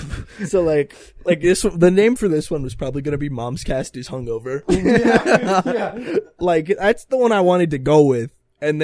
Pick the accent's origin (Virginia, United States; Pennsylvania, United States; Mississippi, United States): Pennsylvania, United States; Southeast; I'm from Northeast Pennsylvania.